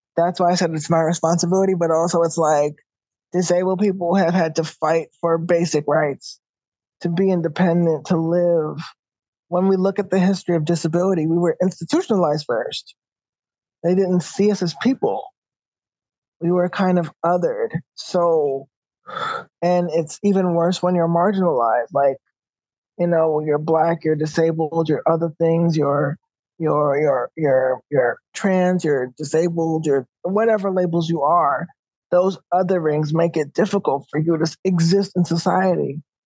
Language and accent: English; New York City, New York, United States; As a New Yorker, um, we know how the trains are, we know how the buses are